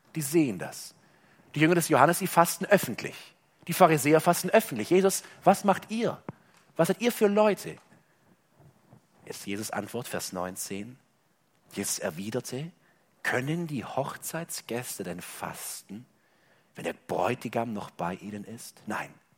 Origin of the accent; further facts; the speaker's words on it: Germany; bei uns in Deutschland